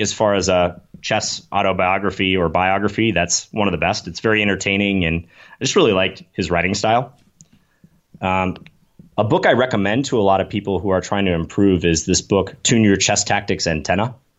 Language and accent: English; Minnesota, United States; born or raised there; moved away as an adult; also born or lived in New York City